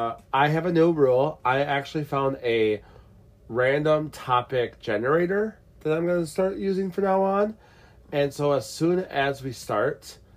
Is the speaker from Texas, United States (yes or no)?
no; Tennessee, United States; I'm from Tennessee.